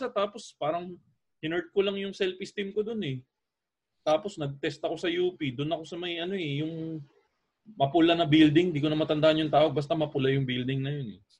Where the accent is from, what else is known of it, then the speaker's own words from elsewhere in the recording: Malabon, Metro Manila, Philippines; umuwi sa amin sa Malabon